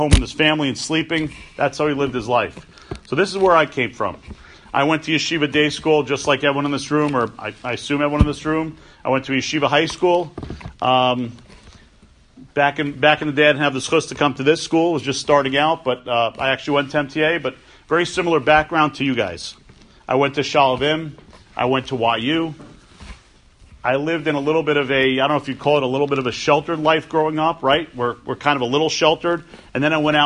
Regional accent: New York City, New York, United States; I grew up on the Upper West Side of Manhattan.

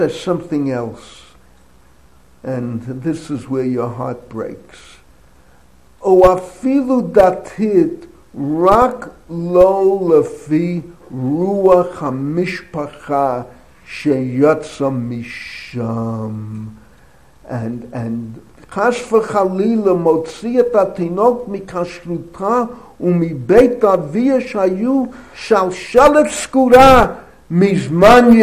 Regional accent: United States; moved away as an adult; now in Israel; I'm either, you may say, an Israeli of American origins, or I'm an American living in Israel.

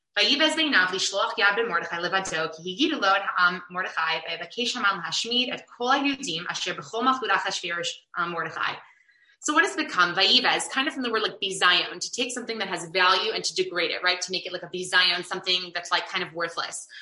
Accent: Chicago, Illinois, United States; I have a lot of really positive, wonderful memories from growing up in Chicago

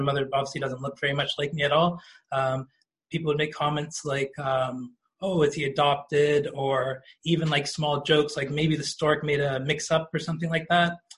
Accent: Toronto, Ontario, Canada; growing up in Toronto and especially the regions of Toronto I grew up

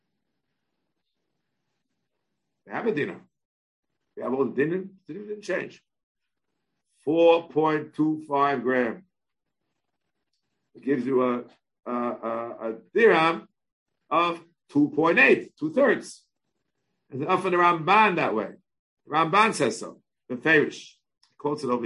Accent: United States; We all lived in the melting pot of America

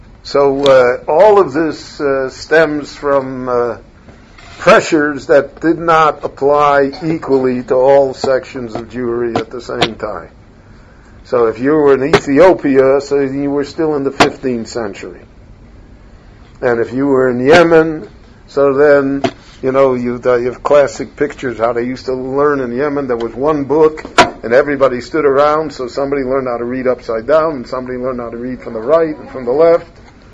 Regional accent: Chicago, Illinois, United States; born or raised there

